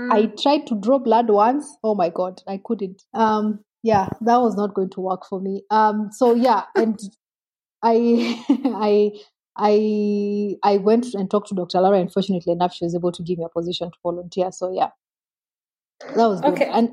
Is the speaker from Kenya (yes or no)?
yes; Nairobi, Kenya; I grew up a bit in Nairobi. My dad worked in Nairobi a bit and I really didn't enjoy it